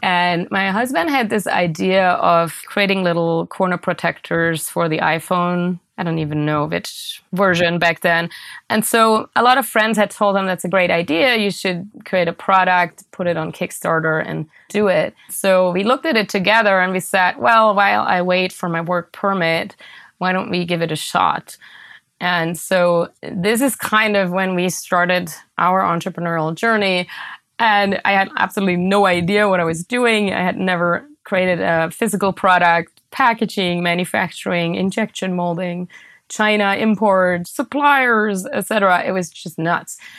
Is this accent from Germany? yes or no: yes; near Stuttgart, Baden-Württemberg, Germany; moved away; I grew up in Germany in a town called Ostfjorden, which is close to Stuttgart, which is in the southwest of Germany.